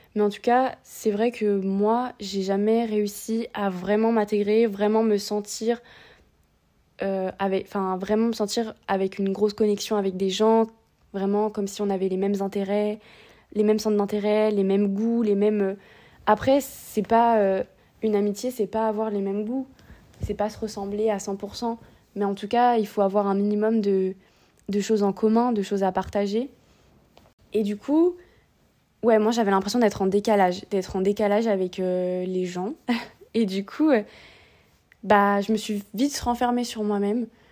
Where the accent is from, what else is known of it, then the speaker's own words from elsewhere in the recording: Réunion; moved away as an adult; also born or lived in metropolitan France; now in France; je viens de La Réunion, je fais mes études euh, ici